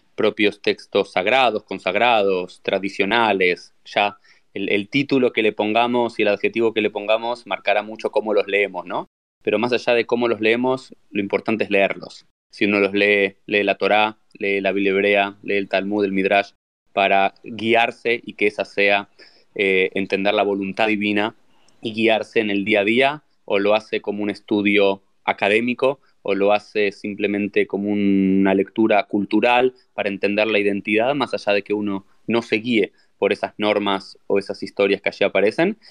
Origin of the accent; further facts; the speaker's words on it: Argentina; also born or lived in Israel; now in South Florida, United States; soy argentino, soy rabino